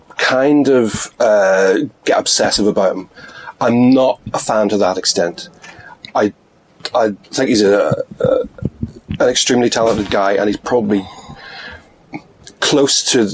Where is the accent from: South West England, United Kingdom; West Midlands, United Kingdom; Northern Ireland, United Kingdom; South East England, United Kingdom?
Northern Ireland, United Kingdom; Belfast; I'm from Belfast. I'm of a certain age where he made the comments.